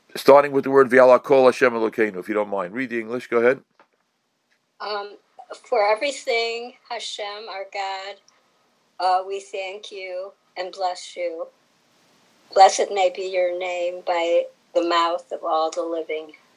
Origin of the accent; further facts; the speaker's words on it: New York City, New York, United States; I was growing up in Crown Heights